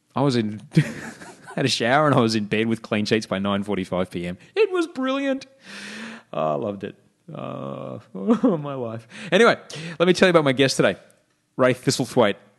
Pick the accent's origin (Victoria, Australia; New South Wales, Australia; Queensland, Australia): Queensland, Australia; Brisbane; moved away as an adult; also born or lived in Sydney; now in Los Angeles, United States; what I grew up with in Brisbane